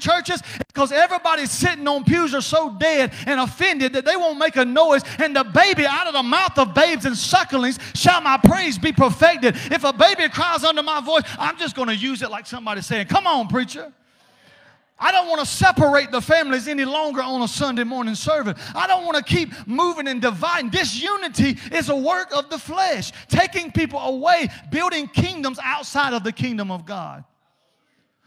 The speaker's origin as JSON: {"language": "English", "region": "South Georgia", "country": "United States", "accent": "South Georgia", "said": "in South Georgia terminology in my native tongue"}